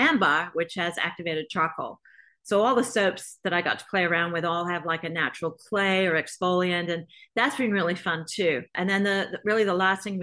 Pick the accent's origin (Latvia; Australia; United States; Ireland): Australia; moved away; growing up in Australia without any kind of skincare regimen at all over there